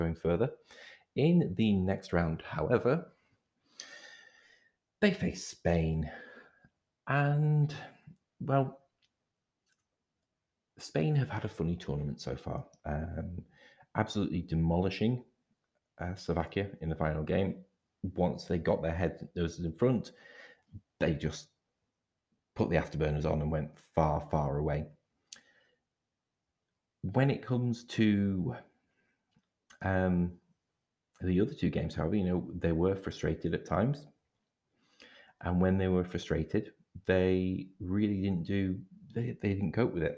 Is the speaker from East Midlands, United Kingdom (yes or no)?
no; Scotland, United Kingdom; I'm Scottish